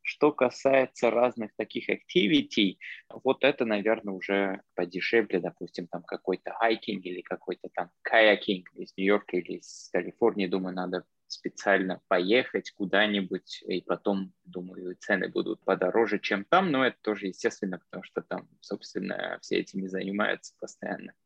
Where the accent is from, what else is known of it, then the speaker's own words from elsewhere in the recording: Armenia; Russian is a second language; also born or lived in Moscow, Russia / Cambridge, Massachusetts, United States; now in New York, United States; я сам армянин, родом из Армении, но из Москвы переехал в Штаты